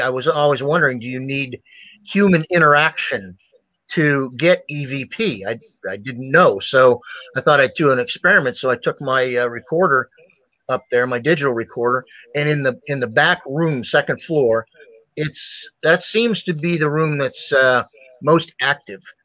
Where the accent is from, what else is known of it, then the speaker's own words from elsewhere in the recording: Ohio, United States; I grew up in Ohio